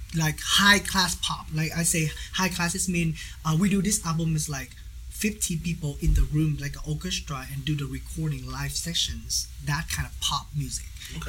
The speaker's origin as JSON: {"language": "English", "region": "Ho Chi Minh City", "country": "Vietnam", "tie": "born or raised there", "second_language": "English", "moved": "as an adult", "lives_now": "Wichita, United States", "said": "I'm original from Saigon"}